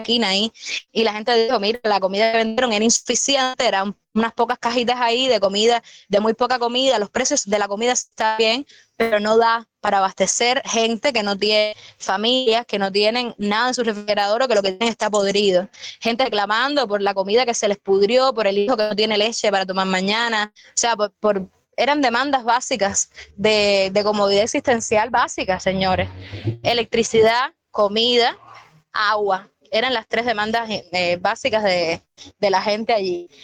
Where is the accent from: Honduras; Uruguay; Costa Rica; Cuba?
Cuba; Villa Clara; soy de Villa y he estado en mi casa con mi familia